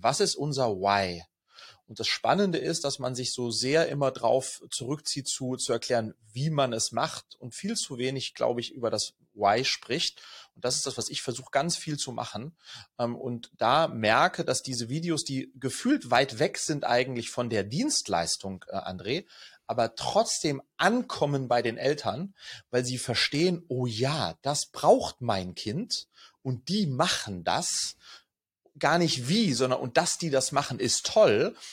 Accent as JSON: {"language": "German", "country": "Sweden", "tie": "born or raised there", "also_born_or_lived": "France", "moved": "yes", "lives_now": "Germany", "said": "ich bin in Schweden geboren, Skandinavien kenne ich also gut"}